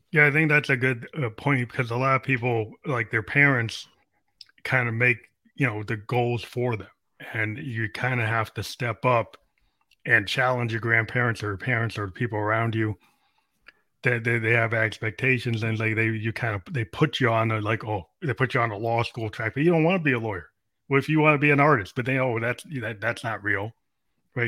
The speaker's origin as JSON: {"language": "English", "country": "United States", "said": "in the U.S. today being an African American"}